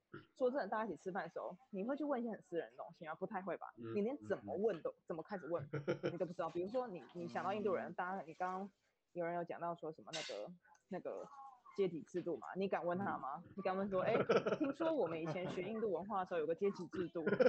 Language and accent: Chinese; Taiwan; 因为毕竟如果我们是台湾人去欧美国家，其实呃，我觉得 business 的缺没有这么多。